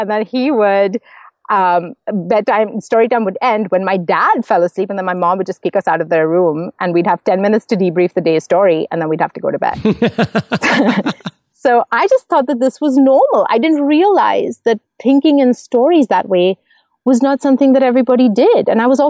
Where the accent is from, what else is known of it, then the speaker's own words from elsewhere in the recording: Mumbai, Maharashtra, India; first language English; now in Montreal, Canada; So I grew up in Mumbai, in case anyone's wondering about my accent. I live in Montreal now, but I grew up in Mumbai. English is my first language, actually. I speak four.